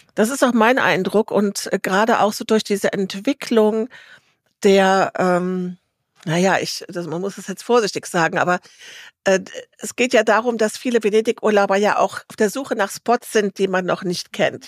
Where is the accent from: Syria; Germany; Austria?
Germany